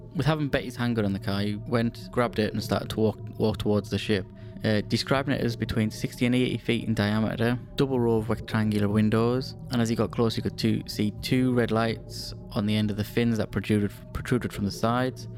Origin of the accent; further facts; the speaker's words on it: United Kingdom; we're British